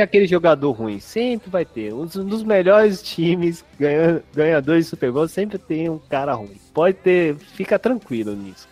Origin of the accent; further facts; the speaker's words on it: São Paulo, Brazil; Eu sou de São Paulo